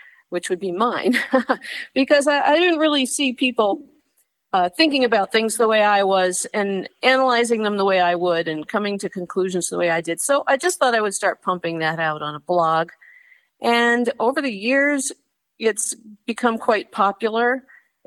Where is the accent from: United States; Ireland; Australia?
United States; West Hollywood, California; moved away as an adult; I grew up in Southern California, in the Los Angeles area, specifically West Hollywood, California